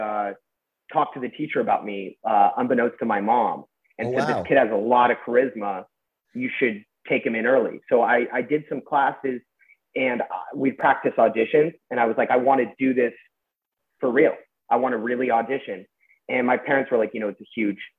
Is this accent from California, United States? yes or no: yes; Westlake Village, California, United States; I grew up in Westlake Village